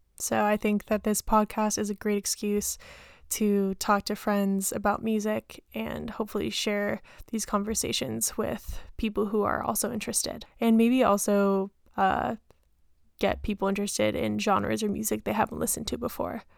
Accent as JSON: {"language": "English", "town": "San Diego", "region": "California", "country": "United States", "tie": "born or raised there", "said": "We grew up together in San Diego"}